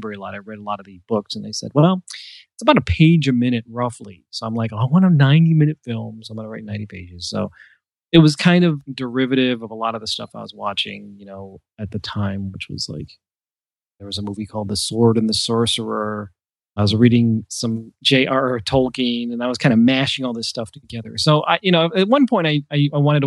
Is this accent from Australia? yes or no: no; Cleveland, Ohio, United States; I am an artist from Cleveland, Ohio